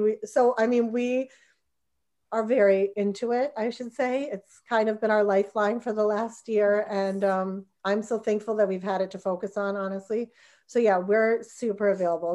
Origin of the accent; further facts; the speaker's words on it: New Jersey, United States; moved away; I'm from New Jersey